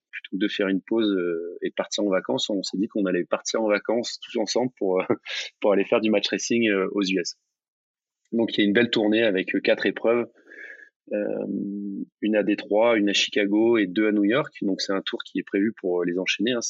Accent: near Marseille, Mediterranean coast, Provence-Alpes-Côte d'Azur, France; c'est un plan d'eau qui est pas loin de là où j'ai grandi. C'est la, même mer, hein, c'est la Méditerranée, c'est le même Mistral

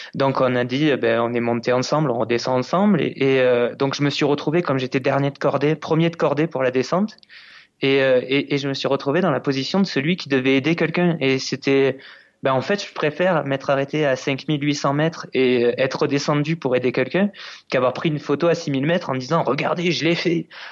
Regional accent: France; en tant que Français

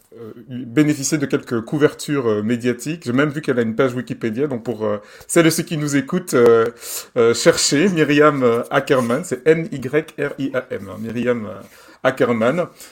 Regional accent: Belgium; je suis belge

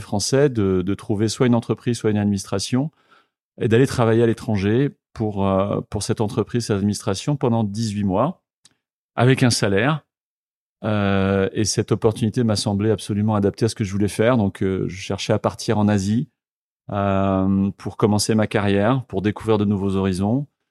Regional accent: Le Mans, Pays de la Loire, France; moved away as an adult; also born or lived in Tours; now in Vietnam; je suis né au Mans, dans la Sarthe, donc je suis un Manceau. Euh, j'ai étudié jusqu'à mes 18 ans, euh, passé mon bac au Mans

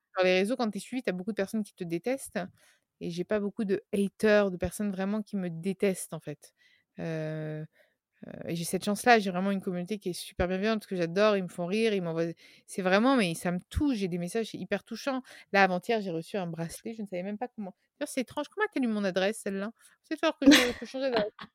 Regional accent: Tuscany, Italy; moved away; also born or lived in Paris; Je viens de Toscane, de la campagne italienne, et, mes racines m'appellent fortement

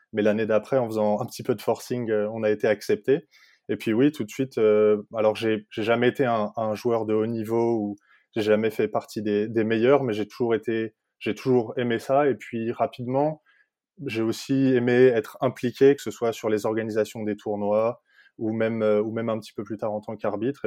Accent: Île-de-France, France; moved away as an adult; now in Denmark; il y a trois ans quand je suis parti de France

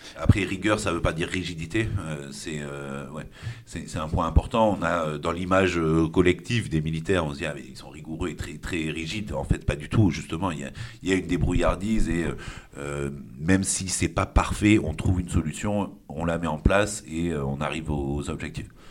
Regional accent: Puducherry, India; moved away as an adult; now in France; j'ai grandi en Inde, je suis, je suis, arrivé en France en 2006. Euh, puisque j'ai eu mon bac euh, là-bas au lycée français de Pondichéry

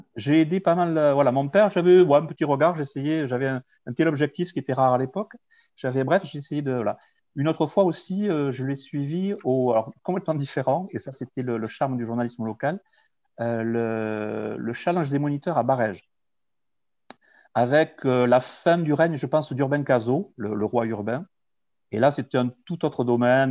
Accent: Tarbes, Occitania, France; born or raised there; also born or lived in Lourdes

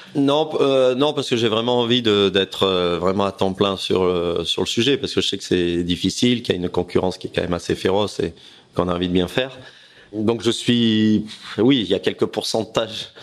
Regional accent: Aix-en-Provence, Provence-Alpes-Côte d'Azur, France; J'étais Aix-en-Provence. On vivait avec ma famille

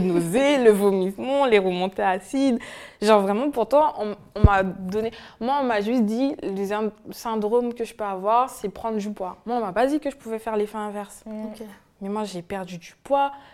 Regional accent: French Guiana; now in France; je viens de la Guyane

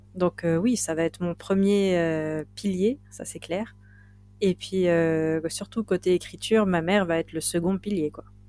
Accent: Binic, Brittany, France; on est vraiment chez moi, à Binic

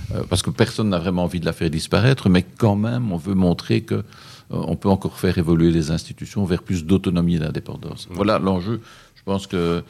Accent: Belgium; chez nous en Belgique

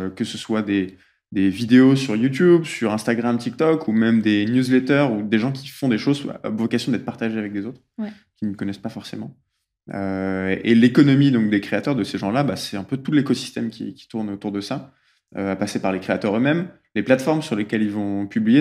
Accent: Lille, Hauts-de-France, France; je viens de Lille

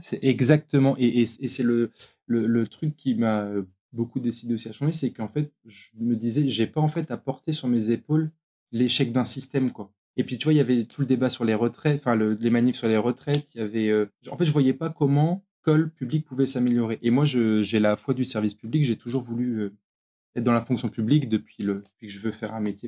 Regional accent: Brest, Brittany, France; also born or lived in Caen / Pontivy; on est de Brest ou autour de Brest

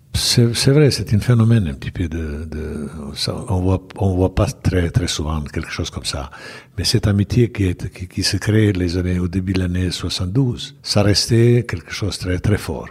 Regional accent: Bosnia & Herzegovina; French is a second language; moved away as an adult; also born or lived in Belgrade / Saint-Étienne; j'ai commencé ma carrière à, à bien sûr à, club village de, de Mossard, où je suis né

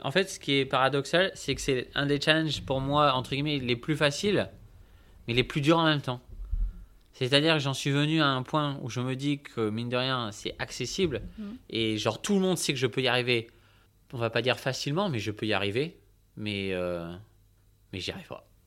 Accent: Bordeaux, Nouvelle-Aquitaine, France; je suis né à Bordeaux, bon, dans une agglomération à côté, Pessac, mais bref, je suis bordelais. J'ai toujours vécu à Bordeaux

